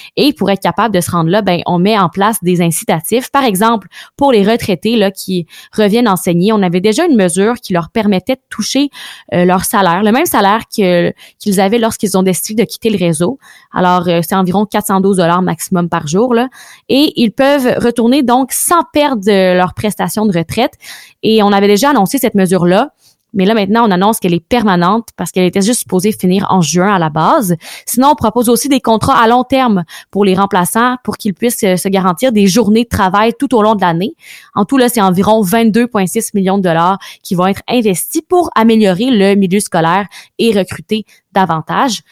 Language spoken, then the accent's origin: French; Quebec, Canada; on retourne chez nous au Québec